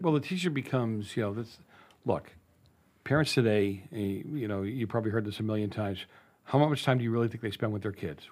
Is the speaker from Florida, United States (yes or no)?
no; Boston, Massachusetts, United States; moved away; also born or lived in Santa Clarita; I grew up in Boston, I grew up in the north end of Boston